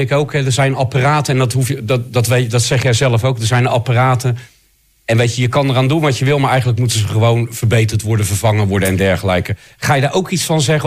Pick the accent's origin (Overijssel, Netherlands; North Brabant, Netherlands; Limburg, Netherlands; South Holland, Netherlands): South Holland, Netherlands; Rotterdam; Ik ben Rotterdammer